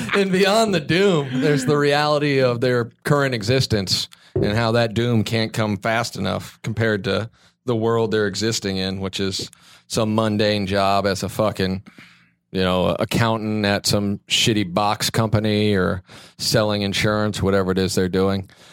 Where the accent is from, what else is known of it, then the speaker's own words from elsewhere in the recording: Kansas, United States; moved away as an adult; now in Los Angeles, United States; growing up in Kansas